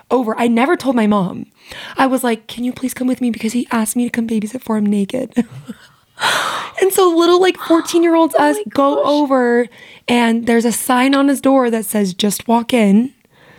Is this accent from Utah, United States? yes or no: yes; St. George, Utah, United States; also born or lived in Las Vegas, Nevada / Springville, Utah; my neighborhood growing up in St. George was definitely cursed